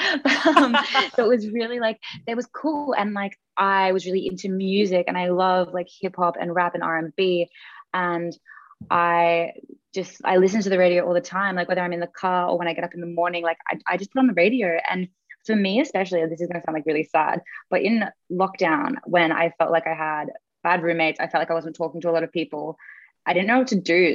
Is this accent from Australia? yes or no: yes; Australia; as an Australian